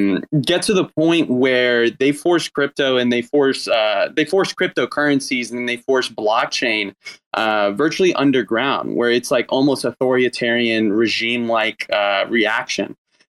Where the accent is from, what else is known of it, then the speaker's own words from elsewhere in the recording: Arkansas, United States; a senator from my home state of Arkansas